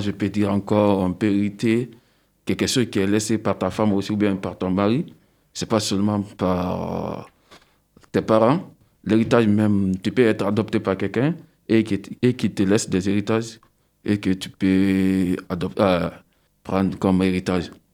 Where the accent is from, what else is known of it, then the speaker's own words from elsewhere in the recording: Guinea; first language Susu; French is a second language; now in France; je suis né de la Guinée-Conakry